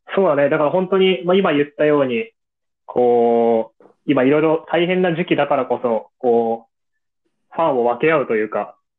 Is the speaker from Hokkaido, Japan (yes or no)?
yes; Hokkaido, Japan; moved away; 地元の北海道